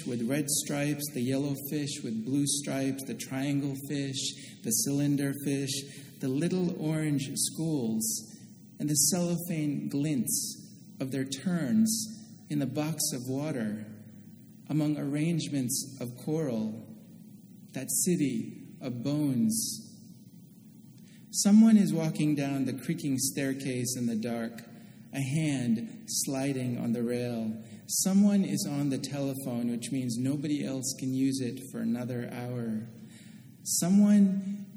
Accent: Oakland, California, United States; moved away; I grew up in Oakland, California, and my parents have lived in the same house for almost 40 years now

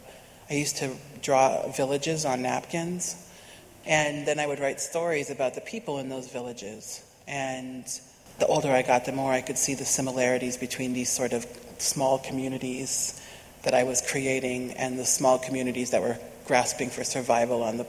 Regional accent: Nebraska, United States; I'm from Nebraska

